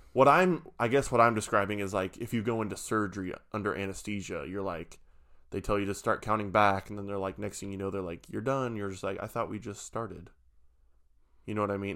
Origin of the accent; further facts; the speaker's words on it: Nebraska, United States; I'm from Nebraska